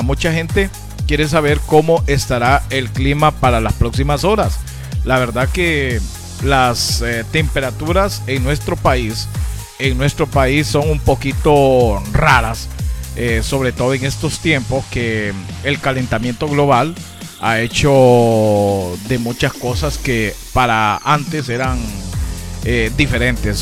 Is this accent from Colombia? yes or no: no; Honduras; nosotros mismos como hondureños